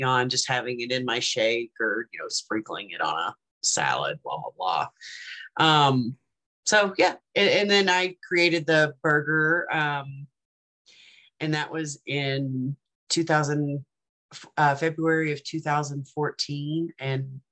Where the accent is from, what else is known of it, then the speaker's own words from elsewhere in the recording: the South, United States; I grew up in the South